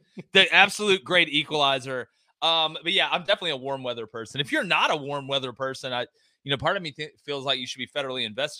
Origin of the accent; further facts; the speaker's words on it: the South, United States; also born or lived in Montana; The only good part about growing up in the South